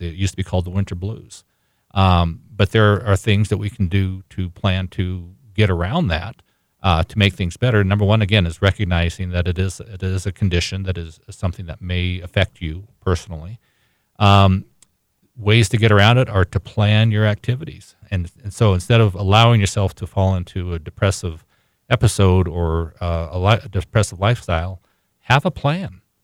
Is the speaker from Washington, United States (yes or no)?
yes; Washington, United States; I, I grew up in Washington State as well